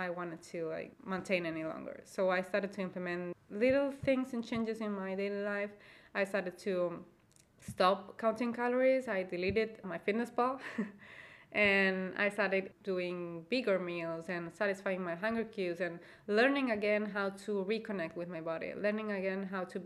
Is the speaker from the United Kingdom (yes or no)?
no; Spain; I am from Spain and I actually live in Spain